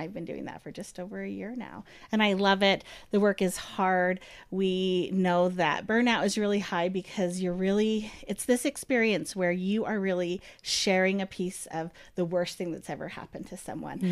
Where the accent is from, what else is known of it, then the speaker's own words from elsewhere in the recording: Ogden, Utah, United States; I grew up in Ogden